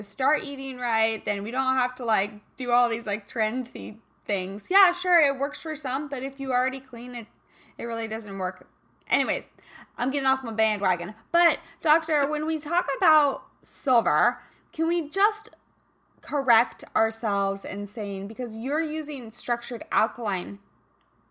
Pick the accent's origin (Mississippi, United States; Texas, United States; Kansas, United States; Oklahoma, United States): Kansas, United States; moved away; I'm from Kansas originally, so I was raised, you know, playing out in the backyard